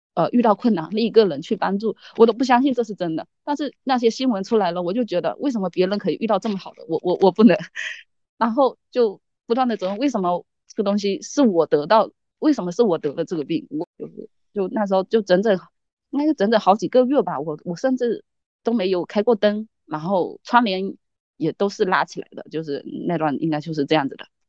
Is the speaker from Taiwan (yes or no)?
no; Fujian, China; 我来自福建